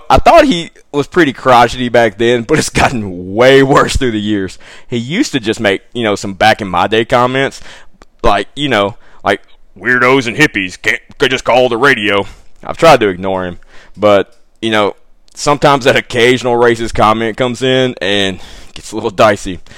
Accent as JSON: {"language": "English", "region": "South Carolina", "country": "United States", "said": "I know. We're from South Carolina."}